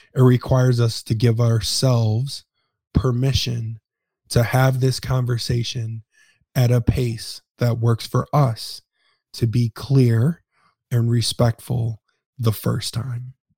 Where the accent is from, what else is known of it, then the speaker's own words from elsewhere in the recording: Detroit, Michigan, United States; moved away; I am originally from Detroit, Michigan